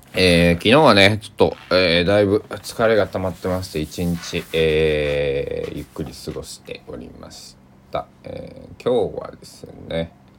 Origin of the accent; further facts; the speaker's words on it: Kochi, Japan; now in Takamatsu, Japan; 地元高知だったり